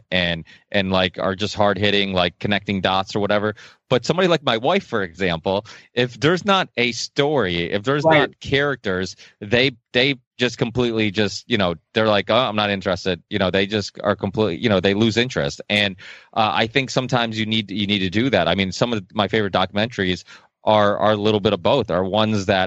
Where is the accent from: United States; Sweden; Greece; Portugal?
Portugal; I was born in Portugal